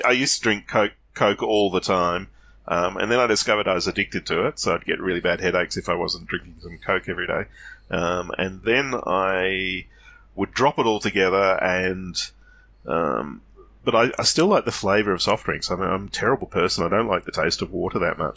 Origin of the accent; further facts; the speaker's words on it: Australia; as an Australian